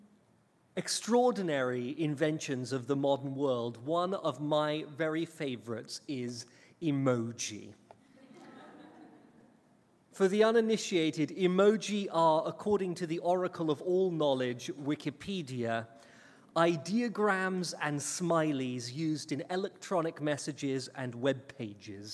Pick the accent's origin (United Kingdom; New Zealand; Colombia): United Kingdom; England; now in United States; I was banished from England and sent here to America